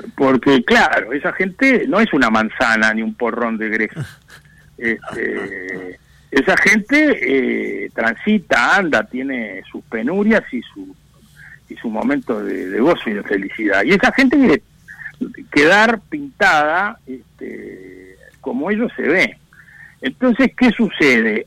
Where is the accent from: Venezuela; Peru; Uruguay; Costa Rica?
Uruguay